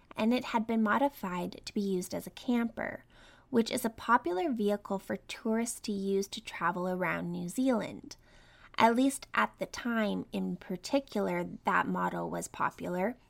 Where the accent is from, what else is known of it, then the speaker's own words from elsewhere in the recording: Canada; I grew up in Canada